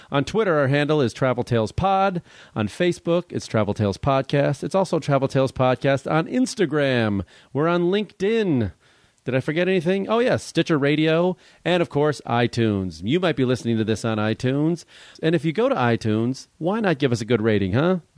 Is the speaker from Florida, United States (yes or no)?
no; Los Angeles, California, United States; also born or lived in Guatemala; I grew up in LA.